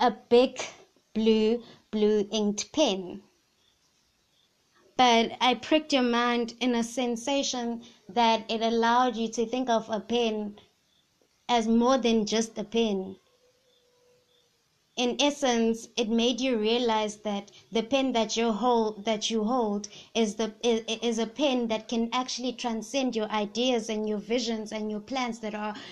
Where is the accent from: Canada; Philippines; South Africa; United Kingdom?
South Africa; KwaZulu-Natal; first language Zulu; English is a second language; I'm from the Zulu tribe